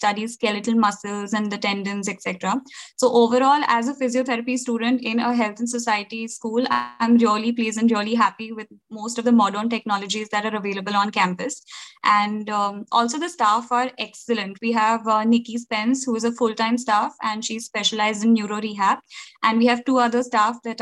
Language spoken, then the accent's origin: English; India; moved away as an adult; now in Salford, United Kingdom; as Indian students over here